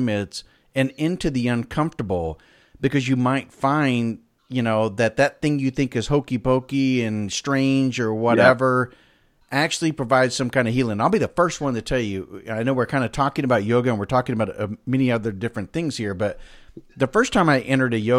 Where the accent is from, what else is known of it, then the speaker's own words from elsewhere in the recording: Pensacola, Florida, United States; I'm from Pensacola